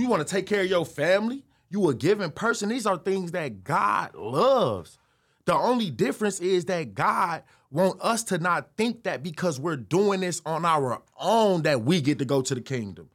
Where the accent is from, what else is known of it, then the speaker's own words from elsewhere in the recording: Chicago, Illinois, United States; also born or lived in Detroit, Michigan; I moved from Detroit to Chicago when I was seven